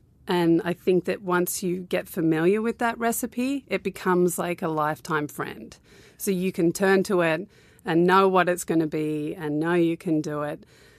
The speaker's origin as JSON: {"language": "English", "country": "Australia", "tie": "born or raised there", "said": "I kind of grew up all around Australia. I was born in Newcastle, which is like 2 hours north of Sydney. Okay. And then we moved to Canberra. And then we went to the West Coast for 4 years. Yeah. And then back to Sydney."}